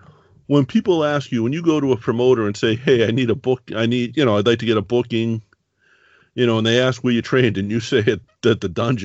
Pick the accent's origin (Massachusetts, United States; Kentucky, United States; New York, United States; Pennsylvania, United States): Massachusetts, United States; Boston; I grew up in Boston. Like, I'm in Boston still.